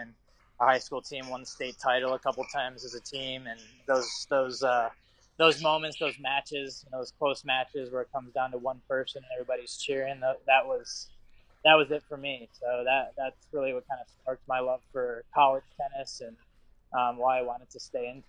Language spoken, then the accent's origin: English; Ohio, United States; You know, just obviously I grew up in Ohio, couldn't pass up the opportunity for Ohio State